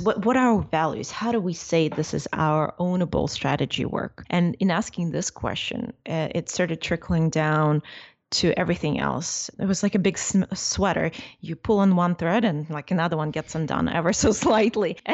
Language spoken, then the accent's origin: English; Ukraine; now in United States; I'm from Ukraine